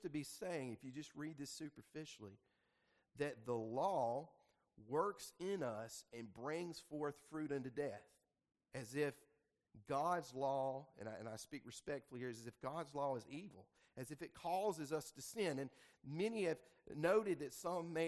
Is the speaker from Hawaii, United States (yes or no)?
no; the Delta, Mississippi, United States; moved away; also born or lived in Jackson, Mississippi; I was born and raised in the Delta